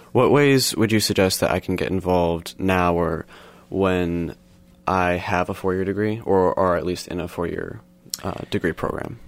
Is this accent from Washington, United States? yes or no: yes; Montesano, Washington, United States; I grew up in Montesano